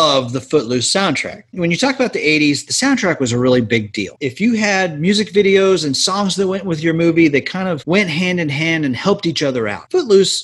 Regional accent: Oklahoma, United States; I am born and raised in Oklahoma

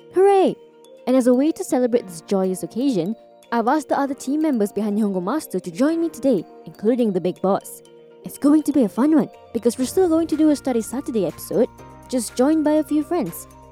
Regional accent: Singapore; moved away as an adult; now in Japan; I'm from Singapore, living in Japan since 2018

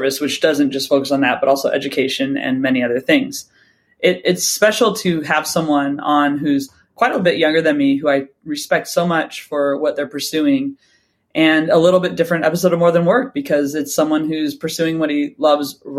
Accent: Santa Clarita, California, United States; moved away as an adult; my hometown

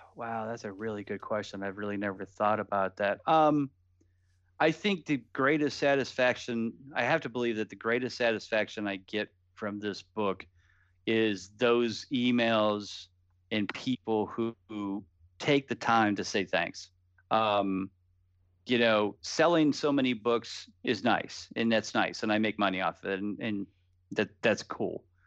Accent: Canton, Ohio, United States; I'm from the Cleveland area, so I'm from Canton, Ohio

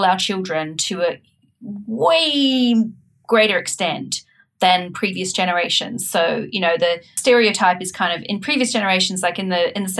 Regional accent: New Zealand; now in United Kingdom; I'm from New Zealand, so I also, you know, I grew up in a different country, a different culture.

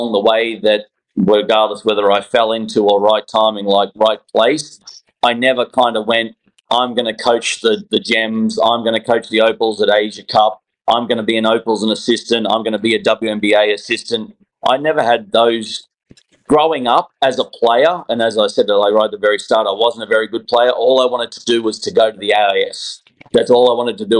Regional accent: Australia; moved away as an adult; now in Atlanta, United States; I'm an Aussie

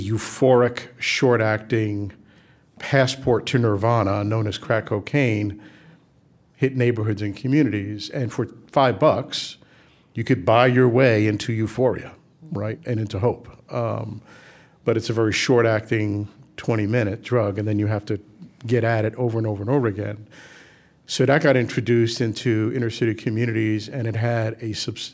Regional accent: New York City, New York, United States; We grew up in the South Bronx

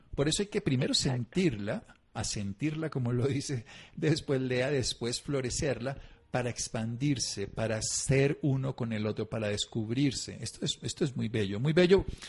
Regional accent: Colombia; yo soy colombiano

